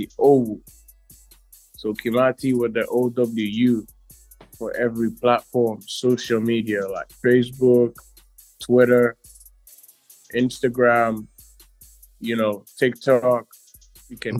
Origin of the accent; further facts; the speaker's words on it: Eastern Region, Ghana; now in Accra, Ghana; Me, I'm from Eastern Region. I'm from a town called Chibi